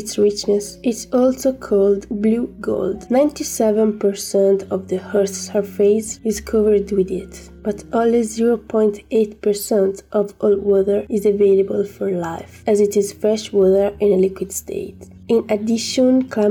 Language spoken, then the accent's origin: English; Pistoia, Tuscany, Italy; I'm from Pistoia in Italy